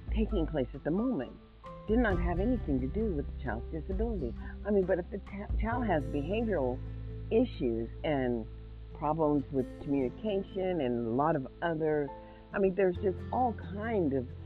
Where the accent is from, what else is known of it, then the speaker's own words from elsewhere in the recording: Mississippi, United States; now in Nevada, United States; I am African American, born in Mississippi